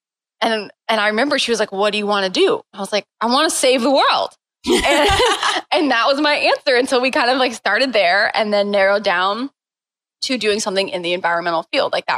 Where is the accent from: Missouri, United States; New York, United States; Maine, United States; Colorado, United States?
Missouri, United States; St. Louis; So I grew up in St. Louis and just growing up in St. Louis, part of that is just you play soccer